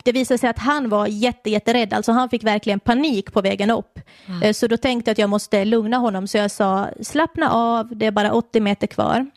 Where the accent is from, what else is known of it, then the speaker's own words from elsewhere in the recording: Finland; now in Sweden; i Finland där jag kommer ifrån